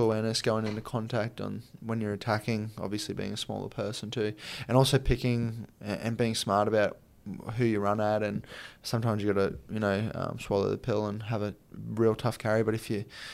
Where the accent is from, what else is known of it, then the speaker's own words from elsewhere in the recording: Brisbane, Queensland, Australia; moved away; also born or lived in Townsville, Australia; it's my hometown. That's where I'm from